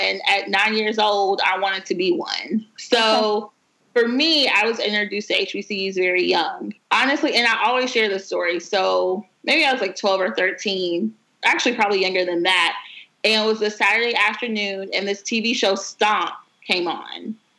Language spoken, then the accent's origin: English; South Carolina, United States; I grew up in South Carolina